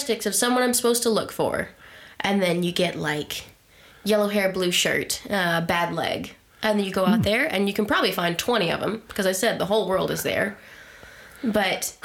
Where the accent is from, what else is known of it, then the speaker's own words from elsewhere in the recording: Texas, United States; moved away; my hometown area mm-hmm. back in Texas